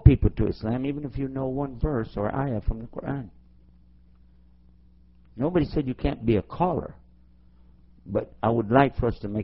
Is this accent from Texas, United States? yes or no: yes; Texas, United States; my home state of Texas